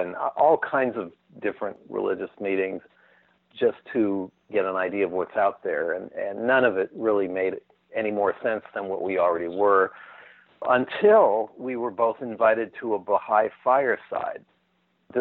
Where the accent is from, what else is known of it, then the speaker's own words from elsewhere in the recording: Newport Beach, California, United States; also born or lived in Pacific Palisades, California / Brentwood, California; When I was about eight, we moved to Newport Beach, California, in Orange County